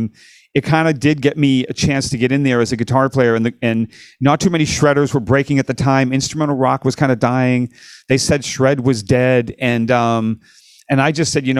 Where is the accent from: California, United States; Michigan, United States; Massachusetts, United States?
Massachusetts, United States; Lowell; moved away as an adult; as a kid growing up in Lowell, Massachusetts